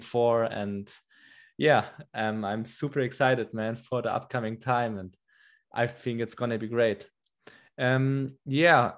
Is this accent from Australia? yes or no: no; Germany; English is a second language; I came back to Germany to my home country here like four months ago